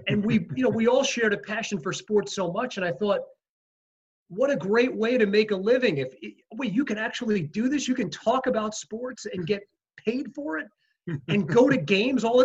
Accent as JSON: {"language": "English", "town": "Rockville Centre", "region": "New York", "country": "United States", "tie": "born or raised there", "said": "I loved growing up in Rockville Center"}